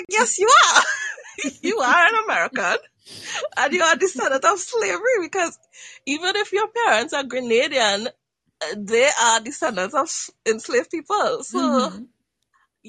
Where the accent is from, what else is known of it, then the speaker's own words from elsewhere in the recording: Trinidad & Tobago; Because I'm from Trinidad and Tobago